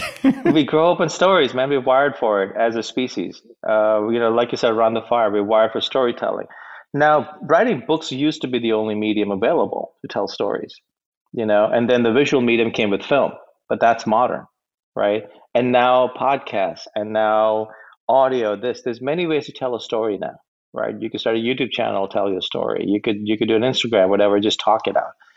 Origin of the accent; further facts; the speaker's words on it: United States; also born or lived in India; I was born in India. Uh, my parents moved to the U.S. when I was a little kid, so I grew up in America. I'm American